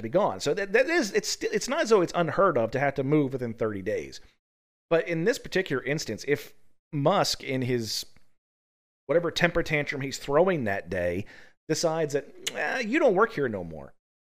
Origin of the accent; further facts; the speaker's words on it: Appalachia, United States; So, you know, we're both from Appalachia.